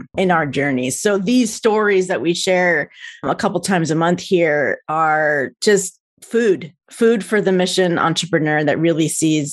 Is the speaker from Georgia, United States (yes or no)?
no; New Jersey, United States; now in California, United States; I'm from New Jersey